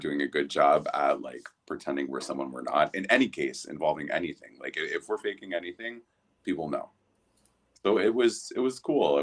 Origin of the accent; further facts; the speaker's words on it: New Jersey, United States; moved away as an adult; also born or lived in Wilton Manors, Florida; now in Miami, United States; I am originally from New Jersey